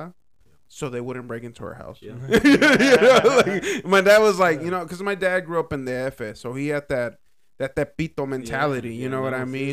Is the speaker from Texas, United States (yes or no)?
yes; Dallas, Texas, United States; growing up in Oak Cliff in that area, it was a little bit different compared to like, because like where I grew up, I guess it's like Central Oak Cliff